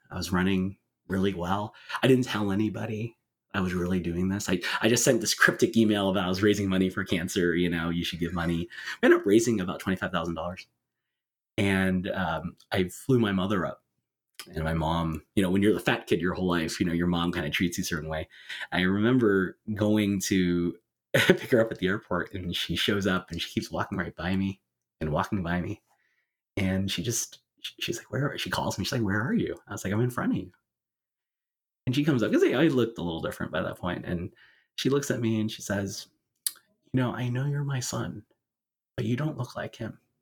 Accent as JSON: {"language": "English", "region": "California", "country": "United States", "tie": "born or raised there", "said": "my home state of California"}